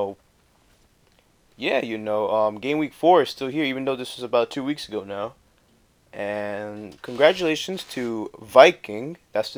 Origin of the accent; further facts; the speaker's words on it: Costa Rica; now in New Jersey, United States; I'm from Costa Rica